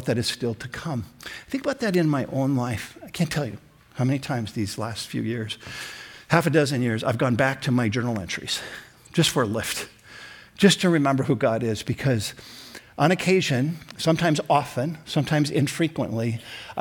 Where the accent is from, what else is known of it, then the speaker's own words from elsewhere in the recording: Sioux Falls, South Dakota, United States; also born or lived in Minneapolis, Minnesota; We moved from Minneapolis to Sioux Falls